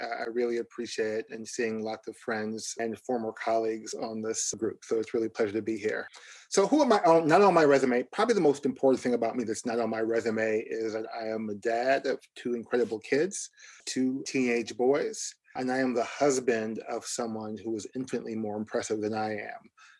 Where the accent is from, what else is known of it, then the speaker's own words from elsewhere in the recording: New York City, New York, United States; my identity is very much wrapped up in being a New Yorker. I was born and raised in East New York, Brooklyn, East New York, Brownsville, on Linden Boulevard, across from Gershwin Junior High and near the Linden and Boulevard houses.